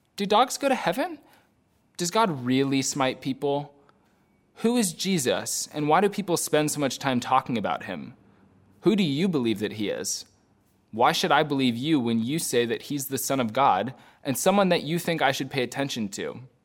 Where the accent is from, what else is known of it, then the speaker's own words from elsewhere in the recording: United States; also born or lived in Belfast countryside, Northern Ireland; As an American